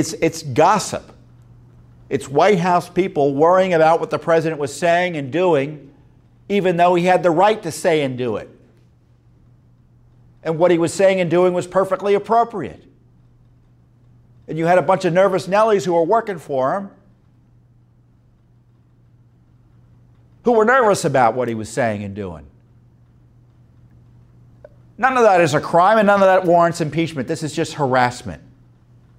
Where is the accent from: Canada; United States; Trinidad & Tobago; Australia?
United States; As an American